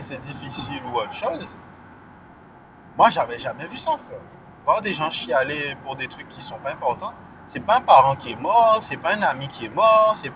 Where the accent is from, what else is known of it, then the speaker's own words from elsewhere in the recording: Guadeloupe; moved away; Ouais, donc euh, cette chanson-là, ça parle du fait que ouais, euh, j'ai quitté la Guadeloupe. J'ai pas quitté la Guadeloupe euh, parce que je la suis ou pas, mais